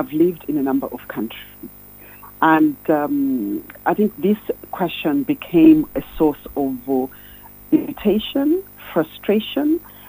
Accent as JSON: {"language": "English", "country": "Zambia", "said": "I'm from Zambia."}